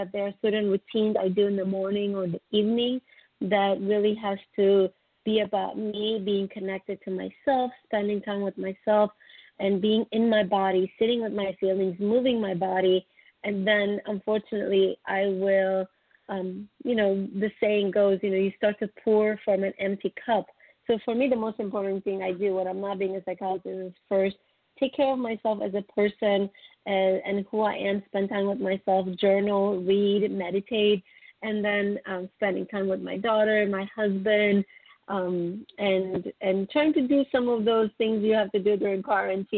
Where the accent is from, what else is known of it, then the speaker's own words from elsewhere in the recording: Istanbul, Turkey; now in Los Angeles, United States; And I'm also originally from Istanbul, Turkey. So I've been in the United States since 1998, 22 years